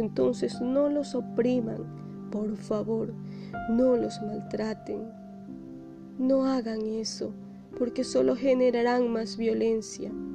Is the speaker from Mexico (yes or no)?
no; Ecuador; somos todos ecuatorianos